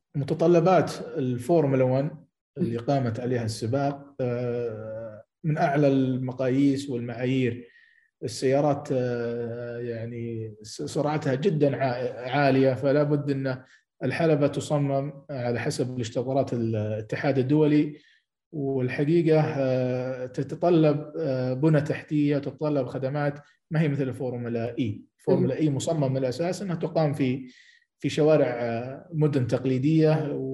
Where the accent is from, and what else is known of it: Saudi Arabia